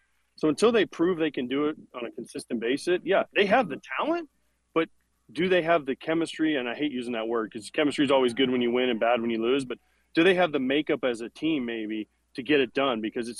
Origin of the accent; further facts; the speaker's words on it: Florida, United States; Well, I grew up in Florida, so you guys have to understand that we played year-round when I was in high school.